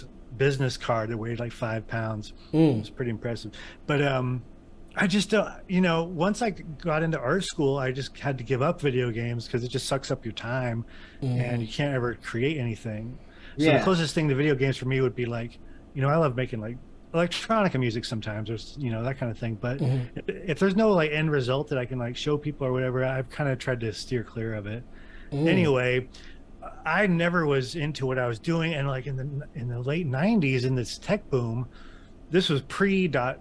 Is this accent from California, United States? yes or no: yes; Northern California, United States; also born or lived in North Bay / Sacramento; now in Grass Valley, United States; I've always just bounced around Northern California